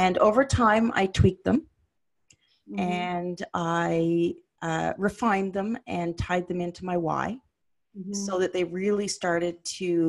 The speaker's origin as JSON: {"language": "English", "town": "Ottawa", "region": "Ontario", "country": "Canada", "tie": "born or raised there", "moved": "as an adult", "said": "I'd moved to my parents back in the city where I was raised in Ottawa"}